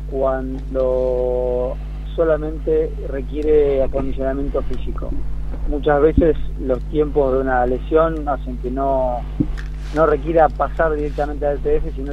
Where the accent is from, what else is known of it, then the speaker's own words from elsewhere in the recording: Concordia, Entre Ríos, Argentina; yo soy de Entre Ríos. {S1} Ajá. {S7} Soy criado en Concordia, Entre Ríos